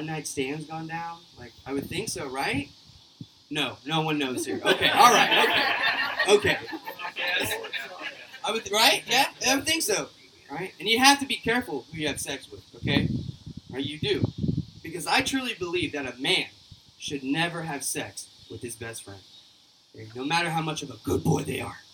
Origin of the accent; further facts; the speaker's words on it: Oklahoma, United States; I am from Oklahoma. I am an Okie